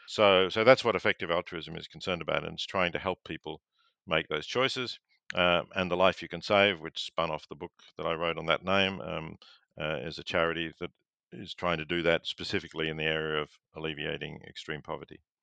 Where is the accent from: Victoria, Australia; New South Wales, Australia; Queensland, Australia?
Victoria, Australia; growing up in Victoria